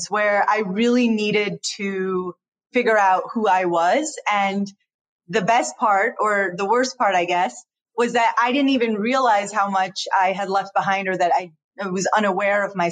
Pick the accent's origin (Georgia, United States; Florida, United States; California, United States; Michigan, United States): Michigan, United States; Detroit; born and raised in Detroit